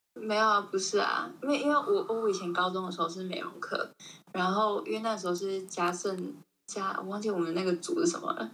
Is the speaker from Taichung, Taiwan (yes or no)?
yes; Taichung, Taiwan; 我真的台中人，我是台中人